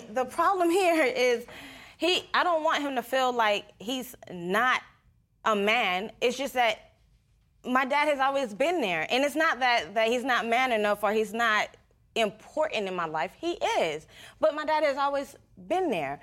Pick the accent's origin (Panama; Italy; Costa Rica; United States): Panama; first language Spanish; English is a second language; moved away; I'm not from here. My, I'm originally from Panama.